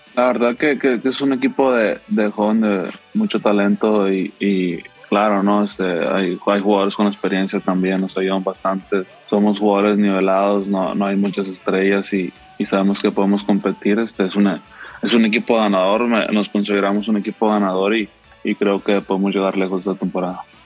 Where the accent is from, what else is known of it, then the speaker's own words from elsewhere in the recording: Mexico; uno como mexicano